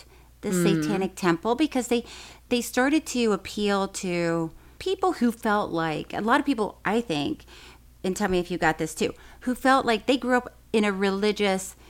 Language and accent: English; Tallahassee, Florida, United States; Tallahassee, growing up in Tallahassee, it's a pretty conservative town